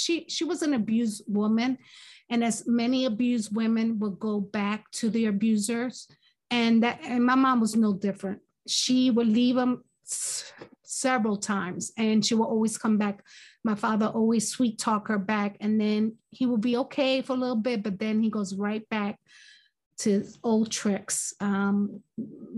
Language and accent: English; Philadelphia, Pennsylvania, United States; also born or lived in Brooklyn, New York; I was born in Brooklyn, New York. And my family decided to move to Philadelphia. I think I was around four or five years old. I can't remember exactly. So I was raised in Philadelphia